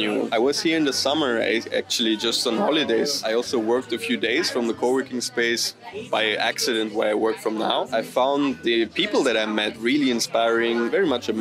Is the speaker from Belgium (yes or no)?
yes; Belgium; moved away as an adult; also born or lived in Brussels; From Belgium.